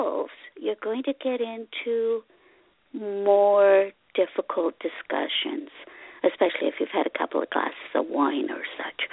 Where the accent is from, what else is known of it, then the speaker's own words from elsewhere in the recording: Ottawa, Ontario, Canada; English is a second language; also born or lived in Hungary; now in Cornwall, Canada; I came as a child from Hungary in gazillion years ago, and I lived in the capital city of Canada, Ottawa, for a good 40-some years